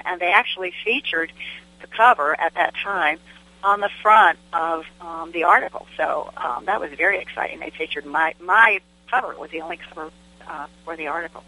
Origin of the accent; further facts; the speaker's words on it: Fairfax County, Virginia, United States; now in Smith Mountain Lake, United States; I am a, a, a native-born Virginian, and I have lived most of my life in Virginia. I was born in Fairfax County, Virginia, which is northern Virginia